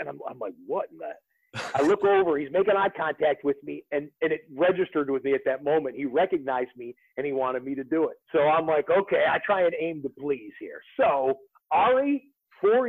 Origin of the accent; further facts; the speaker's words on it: Detroit, Michigan, United States; I'm 48 years old and I grew up in the Detroit area.